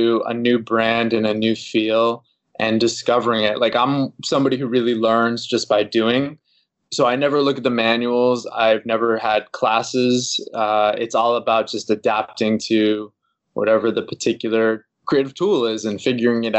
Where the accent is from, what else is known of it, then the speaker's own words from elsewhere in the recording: Boston, Massachusetts, United States; now in Los Angeles, United States; I'm originally from the East Coast over in the Boston area here in the United States.